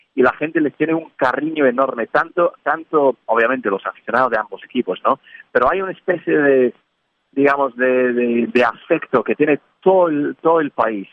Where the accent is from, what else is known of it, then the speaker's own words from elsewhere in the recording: England, United Kingdom; now in Spain; siendo inglés en España